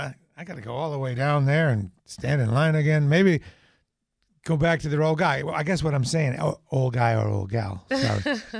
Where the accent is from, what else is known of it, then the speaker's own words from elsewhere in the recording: New Hampshire, United States; I'm from New Hampshire.